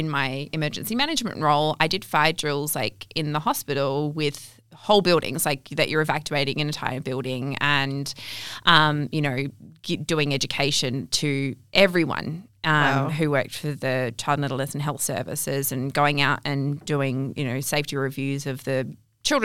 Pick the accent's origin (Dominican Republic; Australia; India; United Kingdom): Australia; Kalgoorlie, Western Australia; also born or lived in Canada; now in Perth, Australia; We moved to Australia when I was six to Kalgoorlie